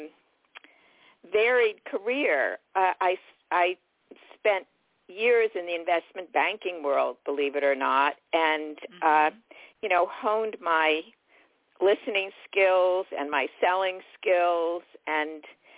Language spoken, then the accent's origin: English; New York City, New York, United States; I was born in New York City. And my parents made the decision to move to the suburbs